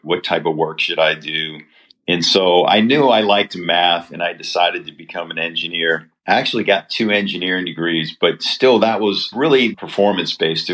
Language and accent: English; New Orleans, Louisiana, United States; I grew up in New Orleans, Louisiana